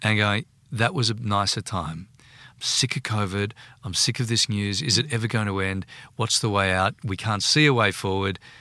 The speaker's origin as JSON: {"language": "English", "town": "Sydney", "region": "New South Wales", "country": "Australia", "tie": "born or raised there", "said": "I grew up in Bondi."}